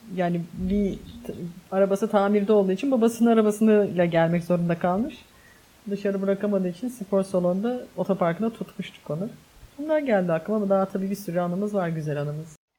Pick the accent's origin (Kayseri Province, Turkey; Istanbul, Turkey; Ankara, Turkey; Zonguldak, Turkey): Istanbul, Turkey; Ben çocukken Bostancı'da oturuyorduk.